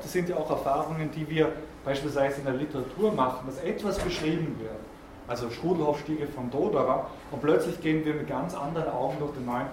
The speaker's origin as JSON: {"language": "German", "area": "South Tyrol", "region": "Trentino-Alto Adige", "country": "Italy", "said": "als Südtiroler"}